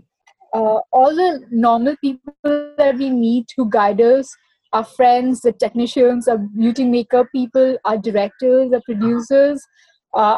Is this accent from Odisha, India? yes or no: yes; Odisha, India; now in Mumbai, India; I was growing up in Orissa